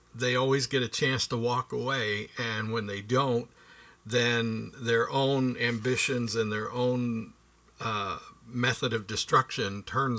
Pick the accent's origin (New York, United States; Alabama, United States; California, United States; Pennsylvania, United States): Pennsylvania, United States; Pittsburgh; I grew up in Pittsburgh, Pennsylvania